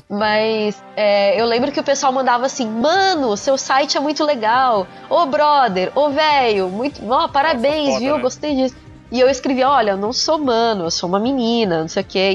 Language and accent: Portuguese; São Paulo, Brazil; Eu, eu sou paulista